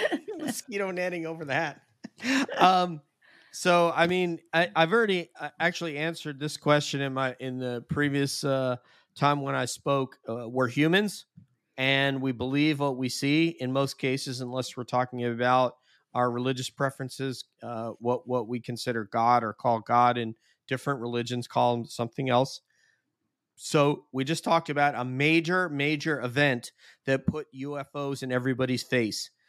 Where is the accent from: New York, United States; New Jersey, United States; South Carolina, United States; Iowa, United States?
New York, United States; Sullivan County; I'm from Sullivan County, New York